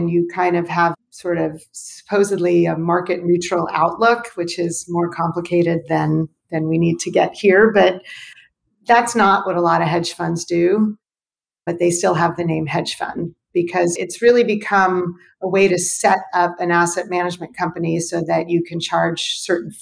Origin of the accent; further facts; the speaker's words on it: Los Angeles, California, United States; also born or lived in Berkeley / Paris; I grew up in Los Angeles